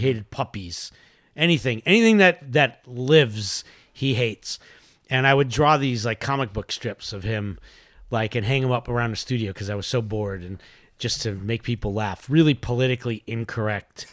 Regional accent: New York City, New York, United States; now in California, United States; I grew up in Queens

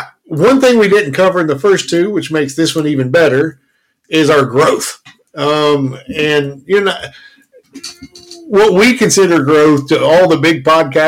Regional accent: Kentucky, United States; You know, we are from Kentucky

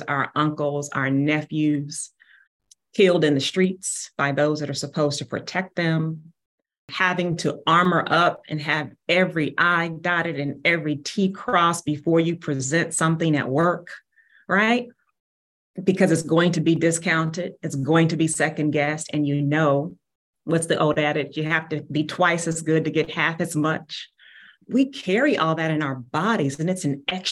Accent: Kansas City, Missouri, United States; Born and raised in Kansas City

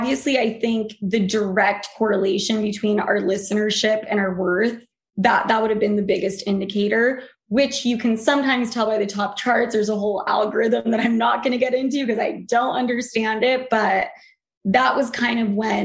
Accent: Utah, United States; moved away; also born or lived in New York; I came from Utah.

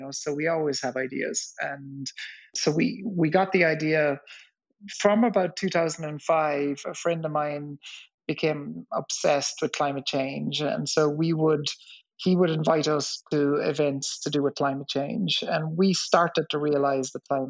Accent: West Cork, Munster, Ireland; I grew up in West Cork in the south of Ireland in the 70s

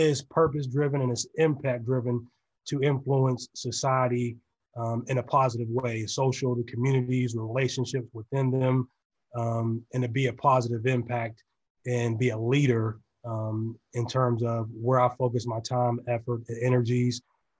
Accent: Sharon, Pennsylvania, United States; also born or lived in Youngstown, Ohio; So, you know, I was born in Youngstown, Ohio, raised just across the border in Sharon, Pennsylvania, a very humble community.

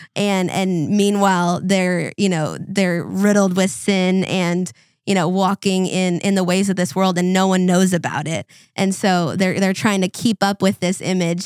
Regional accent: Minnesota, United States; growing up in Minnesota

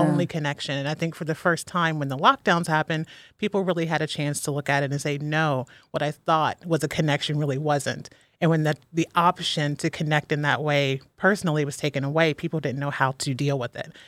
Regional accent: Ohio, United States; moved away as an adult; now in Philadelphia, United States; born and raised in Ohio, and I moved to Philadelphia by myself eight years ago

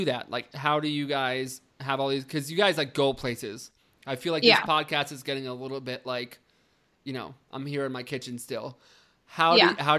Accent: New York, United States; as a New Yorker

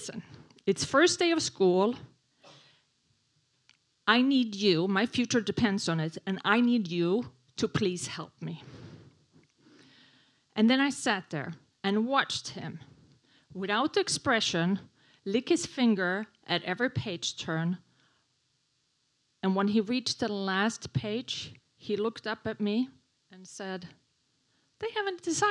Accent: Sweden; English is a second language; moved away as an adult; now in New York City, United States; I moved to New York from Sweden in 1994

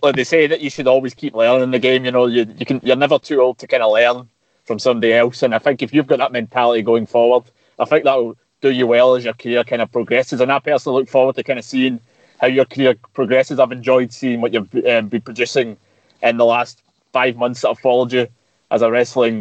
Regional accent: Glasgow, Scotland, United Kingdom; I'm from Glasgow myself

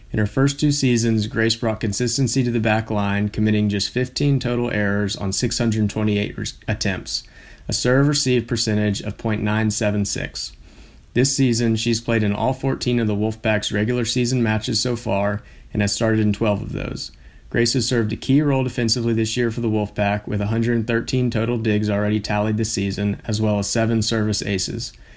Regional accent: Blacksburg, Virginia, United States; moved away; being in my hometown

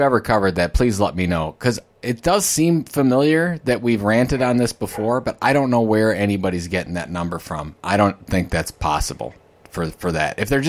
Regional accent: Ohio, United States; I'm from Ohio.

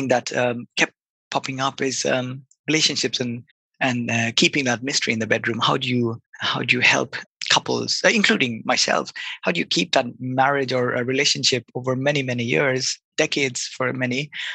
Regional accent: Kolkata, West Bengal, India; moved away as an adult; also born or lived in Bath, United Kingdom; I grew up in Calcutta, which is a pretty big city in India

